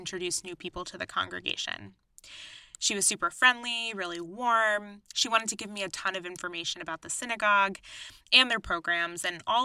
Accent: East Coast, United States; moved away as an adult; also born or lived in Washington, D.C.; now in Chicago, United States; I grew up on the East Coast, going to synagogue and going to Sunday school

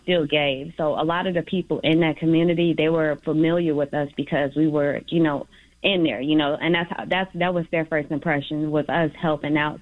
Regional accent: Chicago, Illinois, United States; I'm from the Little Village um, community

